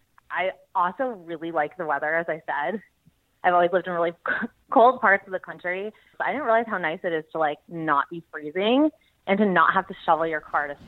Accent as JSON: {"language": "English", "area": "Westchester", "region": "New York", "country": "United States", "tie": "born or raised there", "also_born_or_lived": "Boulder, Colorado / Denver, Colorado", "moved": "as an adult", "lives_now": "Dallas, United States", "said": "I'm 29. I grew up in Westchester, New York. So I hail from the East Coast. And then I went to college in University of Colorado in Boulder. So spent a couple years in Colorado, lived in Denver after that, and now I live in Dallas, Texas."}